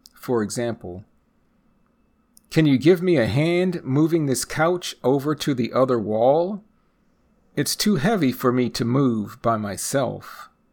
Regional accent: United States; first language English; I am a native English speaker born and raised in the United States

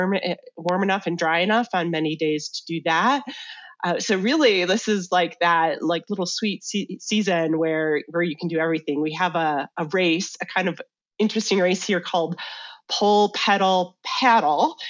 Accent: Michigan, United States; moved away as an adult; also born or lived in Chicago / Washington, District of Columbia, United States / North Carolina; now in Salida, United States; I grew up in the Midwest, though, in Michigan, and made my way out to Colorado in 2000.

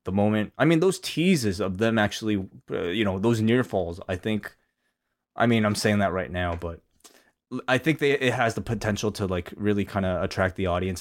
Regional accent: Canada; as a Canadian, uh, non-black Canadian

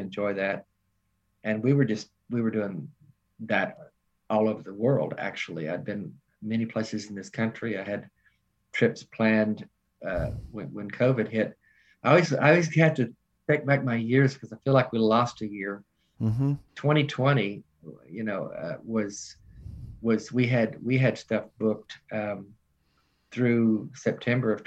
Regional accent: Nashville, Tennessee, United States; moved away as an adult; now in Charlotte, United States; I'm from Nashville

